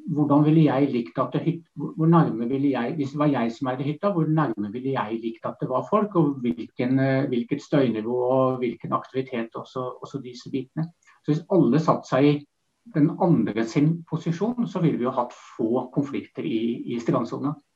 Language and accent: Norwegian; Vestfold, Norway; jeg vokste opp i Vestfold